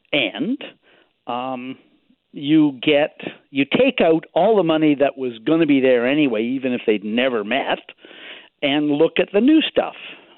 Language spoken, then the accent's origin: English; British Columbia, Canada; As to a British Columbian.